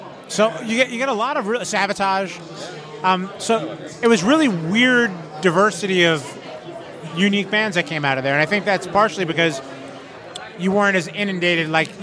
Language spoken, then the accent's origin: English; New York, United States; moved away; also born or lived in South Florida; I'm from New York originally.